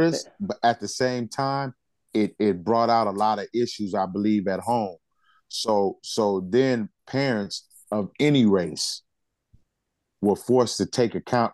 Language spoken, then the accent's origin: English; United States; I'm black and I'm American